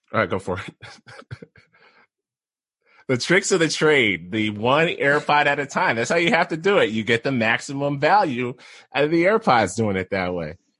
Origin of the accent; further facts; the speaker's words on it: Philadelphia, Pennsylvania, United States; moved away as an adult; also born or lived in Syracuse, New York / Idaho Falls, Idaho; now in Boise, United States; I'm from the Philadelphia area originally, then went to school at Syracuse